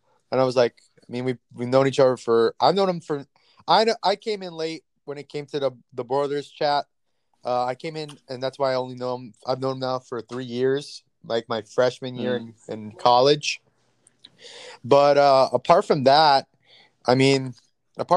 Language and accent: English; Miami, Florida, United States; I drove from Miami, Florida, born and raised in 305